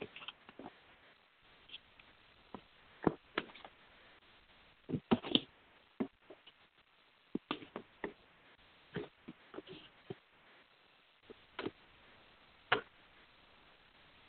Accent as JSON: {"language": "English", "region": "England", "country": "United Kingdom", "accent": "English", "said": "my English accent"}